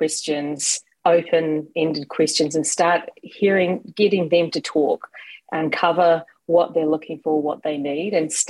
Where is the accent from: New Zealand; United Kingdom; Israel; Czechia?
New Zealand; moved away as an adult; now in Los Angeles, United States; I'm originally from New Zealand, and I'm based in LA, and I've been here 4 years, despite the accent not showing